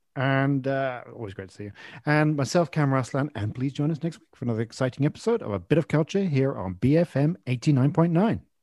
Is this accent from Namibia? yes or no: no; England, United Kingdom; also born or lived in Malaysia; we moved to from Malaysia to England uh, when I was about five years old